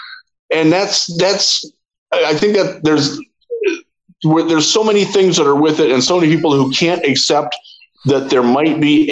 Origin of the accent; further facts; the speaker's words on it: Cleveland, Ohio, United States; I am from Cleveland